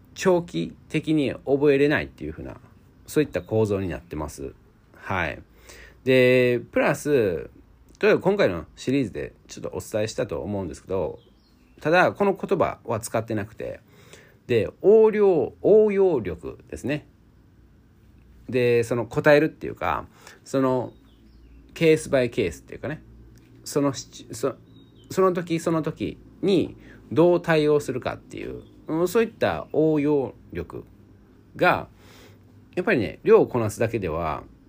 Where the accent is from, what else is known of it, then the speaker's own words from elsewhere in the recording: Osaka, Japan; moved away; 僕大阪出身なんですけども